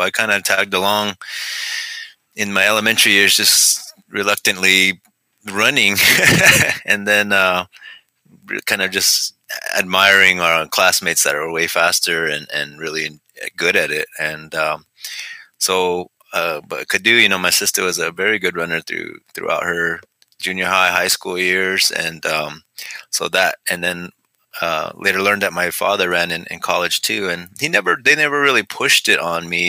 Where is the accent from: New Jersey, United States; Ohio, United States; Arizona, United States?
Arizona, United States; Second Mesa; moved away as an adult; also born or lived in the valley (Phoenix area), Arizona; now in the valley, United States; But I'm from Sapalovi and Second Mesa, and born and raised out there in Hopi. But the last 9-10 years we've been living down here in the valley